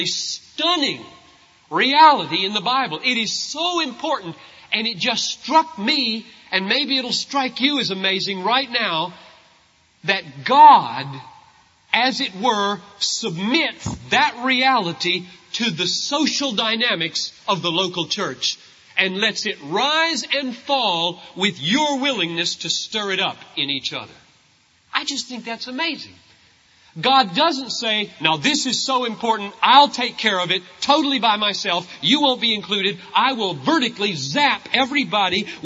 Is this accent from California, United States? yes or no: no; South Carolina, United States; I grew up in South Carolina